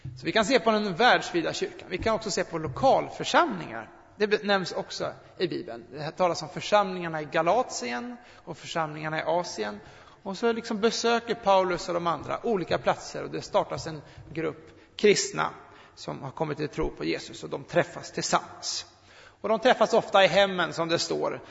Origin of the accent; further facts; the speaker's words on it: Sweden; Jag är född svensk